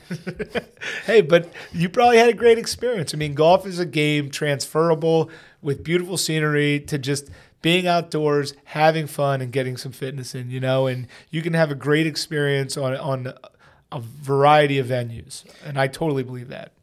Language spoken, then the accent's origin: English; Pennsylvania, United States; I'm from Pennsylvania